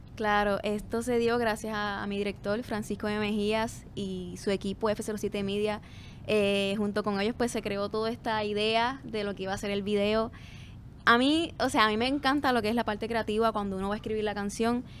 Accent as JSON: {"language": "Spanish", "town": "Corozal", "country": "Puerto Rico", "tie": "born or raised there", "said": "vengo de Corozal, que yeah. mi pueblo, o sea, allí la cultura musical es bien rica"}